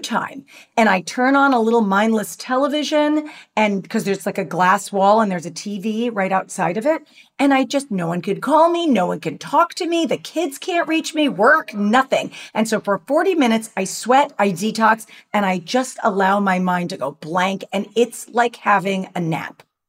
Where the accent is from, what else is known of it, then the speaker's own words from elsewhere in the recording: New York, United States; also born or lived in Los Angeles; now in Orange County, United States; as a New Yorker, transplanted to LA and then dragged down to Orange County